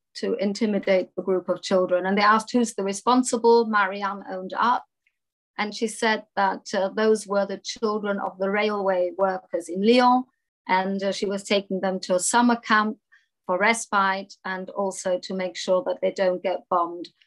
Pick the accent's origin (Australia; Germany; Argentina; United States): Germany; Munich, Bavaria; also born or lived in France; I was actually born in France, but I grew up in Munich, Bavaria, and Germany